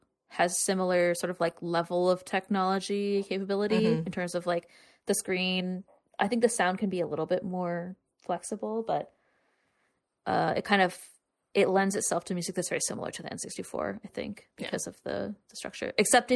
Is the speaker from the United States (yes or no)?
yes; the South, United States; we grew up in the South